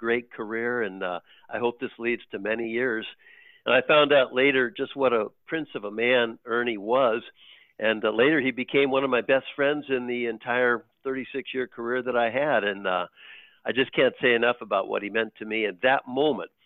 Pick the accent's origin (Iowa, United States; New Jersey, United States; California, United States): California, United States; San Francisco; moved away as an adult; also born or lived in Washington / Salt Lake City, Utah; I grew up in San Francisco, so really my whole life was right there in California until I moved to Washington for those first 2 years with Puget Sound